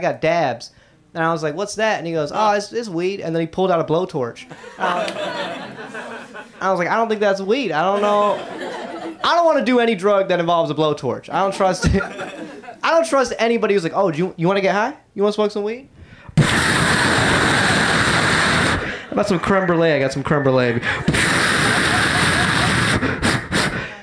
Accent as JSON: {"language": "English", "town": "Atlanta", "region": "Georgia", "country": "United States", "tie": "born or raised there", "said": "I grew up in Atlanta, so I grew up listening to hip hop."}